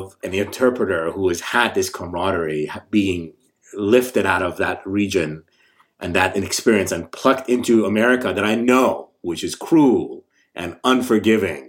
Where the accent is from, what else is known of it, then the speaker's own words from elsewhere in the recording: Razavi Khorasan, Iran; now in United States; I'm Iranian, I'm from Khorasan